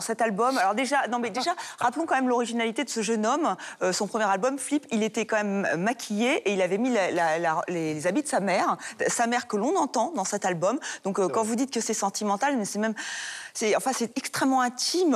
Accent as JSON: {"language": "French", "country": "France", "said": "en tant que française"}